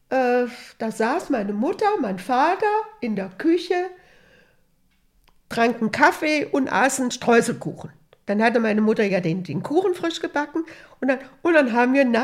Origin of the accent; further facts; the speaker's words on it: Hessisch Lichtenau, Hesse, Germany; samstags abends, da war ja bei uns in Hessisch-Lichtenau, da war das Kino und da war ein ganz großer Tanzsaal und da gab es auch immer Musik, eine Musikbox